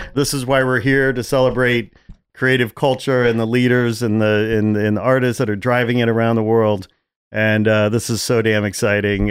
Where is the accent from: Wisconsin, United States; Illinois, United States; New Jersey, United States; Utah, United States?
Illinois, United States; Chicago; moved away; I'm from Chicago